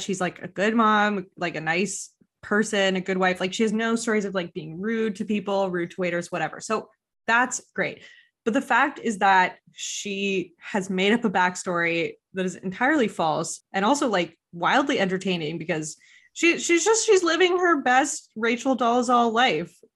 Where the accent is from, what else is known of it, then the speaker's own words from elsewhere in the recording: Quebec, Canada; first language English; even if you're an Anglophone, which I, which I grew up as, you have to go to elementary school almost entirely in French